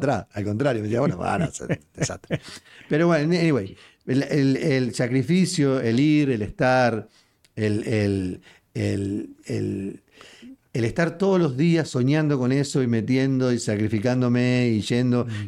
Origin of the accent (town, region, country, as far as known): Uruguay; now in Houston, United States